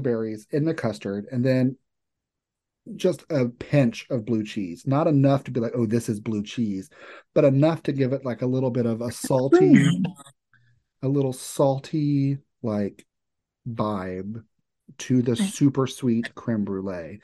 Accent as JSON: {"language": "English", "region": "Kentucky", "country": "United States", "said": "I'm from Kentucky, not Louisiana"}